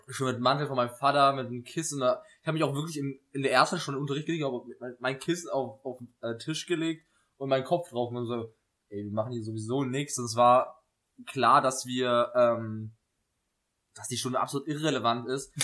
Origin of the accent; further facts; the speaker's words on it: Saarland, Germany; aus, dem Saarland